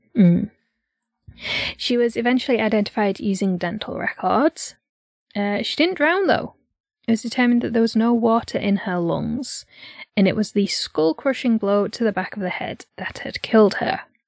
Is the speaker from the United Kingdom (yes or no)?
yes; Yorkshire and the Humber, United Kingdom; accent: northeastern; But I'm from North Yorkshire, not East Yorkshire